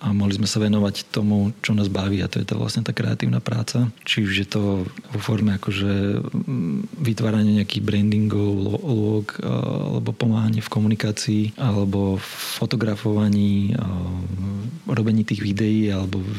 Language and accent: Slovak; Bratislava, Bratislava Region, Slovakia; born there; Ja som sa narodil v Bratislave